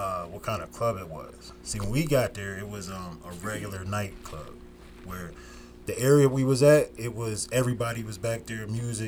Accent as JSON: {"language": "English", "town": "Norristown", "region": "Pennsylvania", "country": "United States", "tie": "born or raised there", "also_born_or_lived": "Youngstown, Ohio / Pottstown, Pennsylvania", "said": "I moved to Pottstown, and then I moved to Norristown, and that's where I've been at the rest of my life, since we're like fifth grade, sixth grade"}